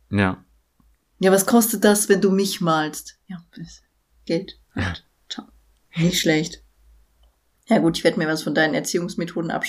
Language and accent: German; Berlin, Germany; Ich komme aus Berlin XY.